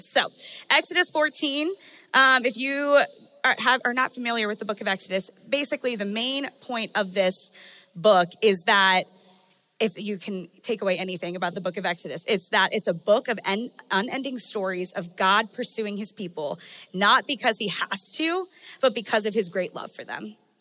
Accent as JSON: {"language": "English", "region": "Maryland", "country": "United States", "said": "I'm from Maryland, and so I grew up going to the beach"}